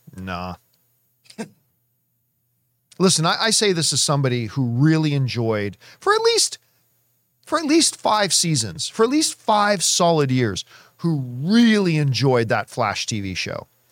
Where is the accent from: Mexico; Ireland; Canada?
Canada; now in United States; I am Canadian